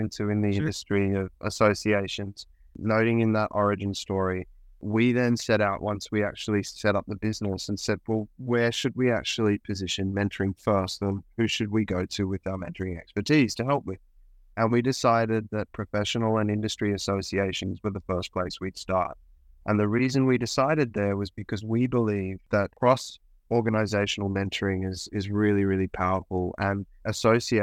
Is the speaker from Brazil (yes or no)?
no; Australia; accent: Australian; I was a musician touring the country in Australia. You can probably hear my accent.